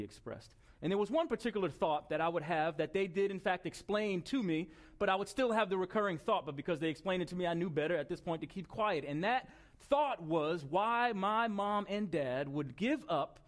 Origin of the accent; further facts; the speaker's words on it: Long Island, New York, United States; It was on Long Island in New York